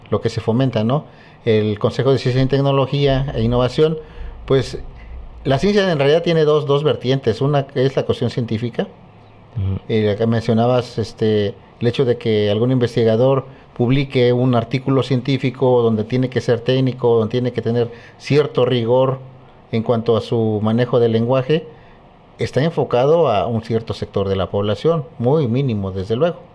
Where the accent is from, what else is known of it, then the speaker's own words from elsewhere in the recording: Chilapa de Álvarez, Guerrero, Mexico; now in Chilpancingo, Mexico; que yo soy este originario de, Chilapa de Álvarez. Hace algunas décadas, pues me vine de, de, mi, de mi pueblo, de Chilapa, con la intención precisamente de estudiar la ciencia.